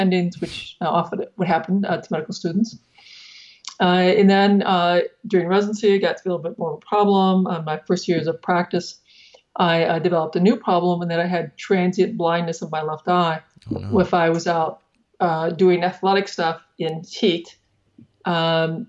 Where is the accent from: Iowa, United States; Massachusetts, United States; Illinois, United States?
Iowa, United States; Northeast; I grew up in Northeast Iowa on a family farm.